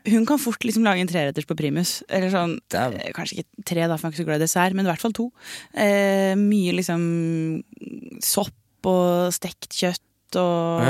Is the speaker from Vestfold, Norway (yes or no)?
yes; Stokke, Vestfold, Norway; moved away; Det er Stokke. det er Stokke Hele familien til mamma er derfra. Jeg har vokst opp